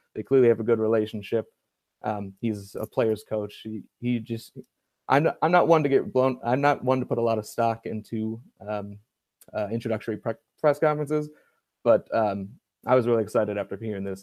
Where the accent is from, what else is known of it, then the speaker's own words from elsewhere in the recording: Cleveland, Ohio, United States; I grew up actually in uh, Cleveland, Ohio